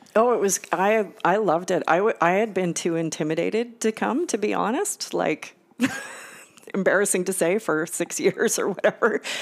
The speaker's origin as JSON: {"language": "English", "town": "Victoria", "region": "British Columbia", "country": "Canada", "tie": "born or raised there", "also_born_or_lived": "Newfoundland", "moved": "as an adult", "lives_now": "Winnipeg, Canada", "said": "University of Victoria, which is where I grew up in Victoria."}